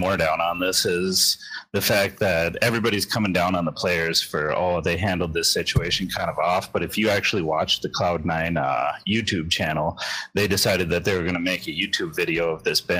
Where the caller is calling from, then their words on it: Fargo, North Dakota, United States; Fargo, North Dakota.